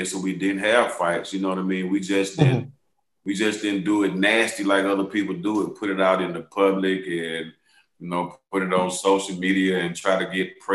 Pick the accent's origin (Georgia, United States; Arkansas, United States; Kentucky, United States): Georgia, United States; Atlanta; Southern brothers from Atlanta, Georgia